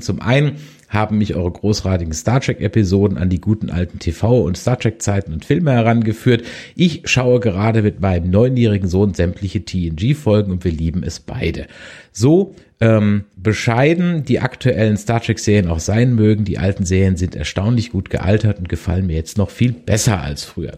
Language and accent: German; Germany; ich als Deutscher